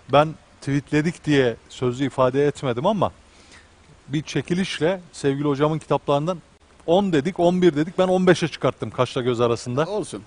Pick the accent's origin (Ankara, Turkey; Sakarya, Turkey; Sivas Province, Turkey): Ankara, Turkey; ben Ankaralıyım